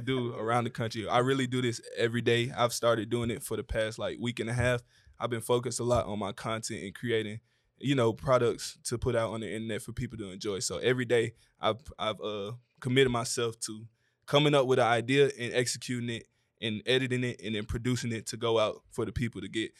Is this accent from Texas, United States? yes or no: no; Atlanta, Georgia, United States; I'm from Atlanta, Georgia